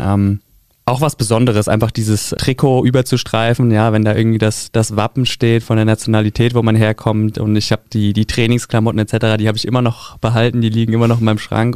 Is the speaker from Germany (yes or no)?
yes; Taunus, Hesse, Germany; moved away; also born or lived in Frankfurt-Höchst; Ich komme ursprünglich aus dem Taunus, also von der anderen Ebbisch-Seite, von der anderen Rheinseite. Und äh, das war der SV Heftrich, nahe bei Itstein